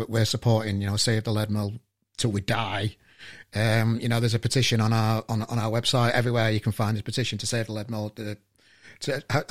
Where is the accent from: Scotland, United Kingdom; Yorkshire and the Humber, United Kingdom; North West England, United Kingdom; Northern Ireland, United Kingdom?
Yorkshire and the Humber, United Kingdom; Sheffield; moved away; because I'm from Sheffield originally.